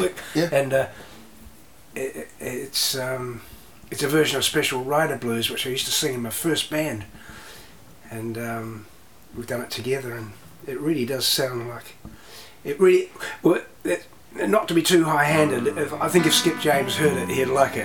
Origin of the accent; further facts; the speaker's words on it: Canterbury, New Zealand; also born or lived in Christchurch, New Zealand / Taranaki, New Zealand / Australia; we grew up in Canterbury, and we shifted back to Canterbury uh, from Taranaki